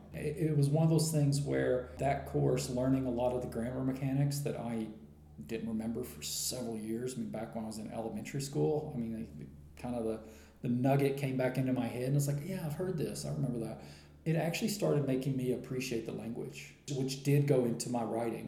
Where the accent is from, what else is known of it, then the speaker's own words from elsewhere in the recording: United States; moved away as an adult; I'm from America, uh, but I have been traveling for uh, full time for about four years now